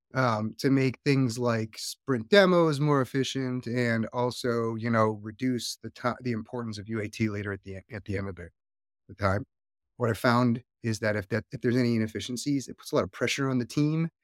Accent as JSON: {"language": "English", "region": "Hawaii", "country": "United States", "also_born_or_lived": "Northeast US", "moved": "yes", "lives_now": "Northeast, United States", "said": "I live in the Northeast right now, so it's not exactly the warmest time of the year, and I am from Hawaii"}